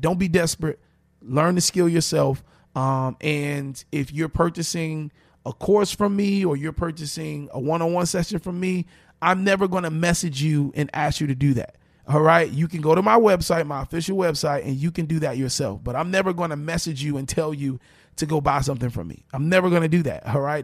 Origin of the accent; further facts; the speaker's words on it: Miami, Florida, United States; I'm born and raised in Miami